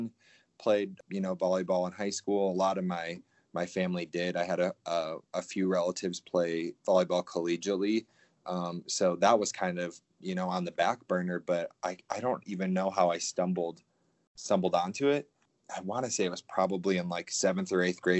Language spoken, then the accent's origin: English; Portage, Wisconsin, United States; I grew up in a small town in Wisconsin, Portage. It's just north of Madison, Wisconsin.